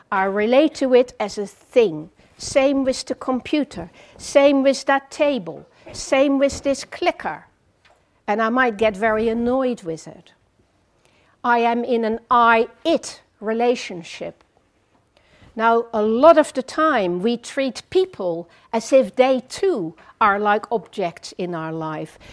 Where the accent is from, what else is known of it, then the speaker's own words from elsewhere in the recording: Netherlands; English is a second language; moved away as an adult; also born or lived in France; now in England; I grew up in the Netherlands for 18 years, did my classical education there, then moved to France